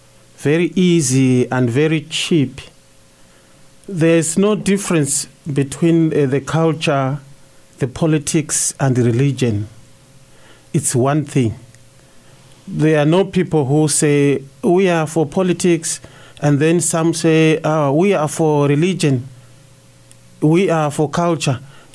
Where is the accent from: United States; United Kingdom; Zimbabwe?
Zimbabwe; I'm from Zimbabwe.